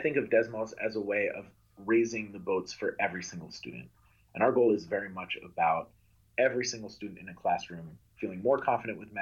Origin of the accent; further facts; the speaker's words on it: Amherst, Massachusetts, United States; I grew up in Amherst, Massachusetts, that has a phenomenal public education system